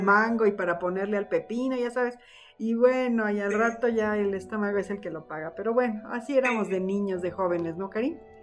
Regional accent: Mexico; Los mexicanos somos muy cálidos

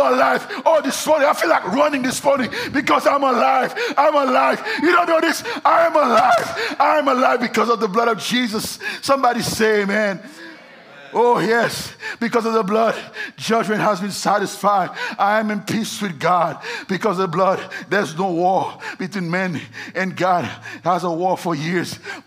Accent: Haiti; moved away; I was born in Haiti.

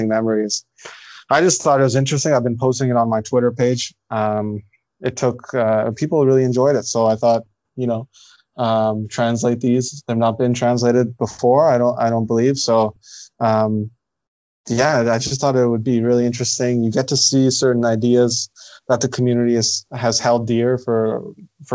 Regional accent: Ottawa, Ontario, Canada; I'm born and raised in Ottawa, Canada.

